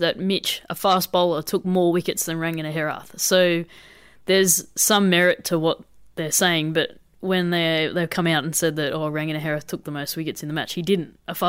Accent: Australia; As a player, especially as an Australian player, obviously the men are pretty well paid.

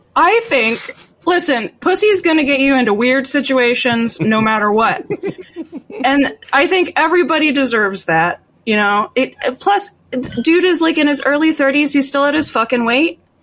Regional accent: Florida, United States; I grew up in Florida

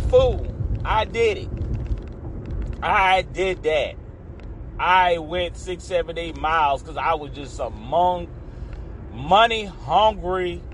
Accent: Louisiana, United States; I'm from Louisiana

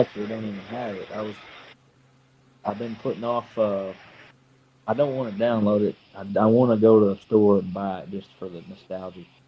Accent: Kentucky, United States; moved away as an adult; now in Benton, Illinois, United States; I'm from Kentucky. Um, 29 years old. Uh, moved to Benton, Illinois when I got married.

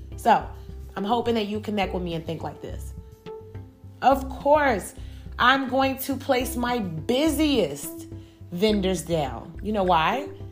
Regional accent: Chicago, Illinois, United States; moved away as an adult; now in Georgia, United States; I'm originally from Chicago, Illinois.

